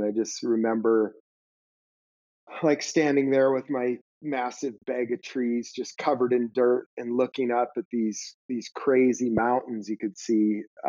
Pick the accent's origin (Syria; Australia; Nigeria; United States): United States; Missoula, Montana; in the late 80s, I was a teenager and I grew up in Missoula, Montana